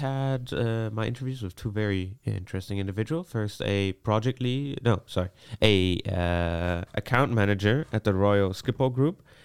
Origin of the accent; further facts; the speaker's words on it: Vienna, Austria; moved away as an adult; now in Netherlands; I was born in Austria, in Vienna. Uh, I lived there most of my life.